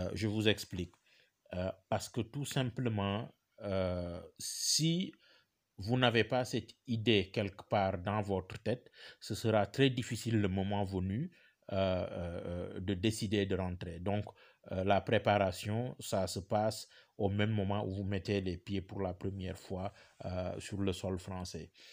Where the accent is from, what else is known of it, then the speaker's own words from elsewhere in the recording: Senegal; moved away as an adult; also born or lived in Bordeaux, France; on n'est pas français, on est sénégalais